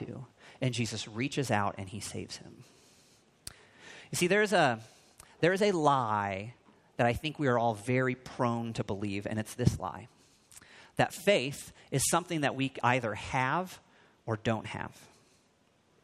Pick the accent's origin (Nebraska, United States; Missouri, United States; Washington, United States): Missouri, United States; moved away; I grew up just a couple of states away from here in Missouri